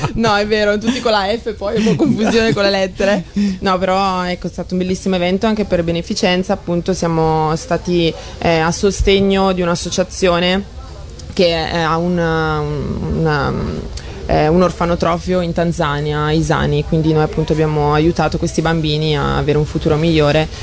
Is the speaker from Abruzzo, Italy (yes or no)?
no; Brescia, Lombardy, Italy; io sono di Brescia